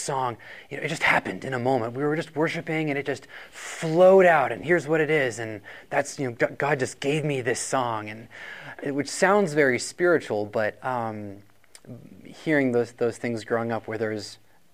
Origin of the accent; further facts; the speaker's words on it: Rochester, New Hampshire, United States; I'm actually from Rochester, New Hampshire